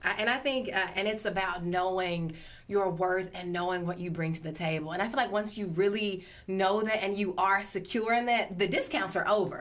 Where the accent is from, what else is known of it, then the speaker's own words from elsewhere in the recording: Flora, Mississippi, United States; born and raised in Flora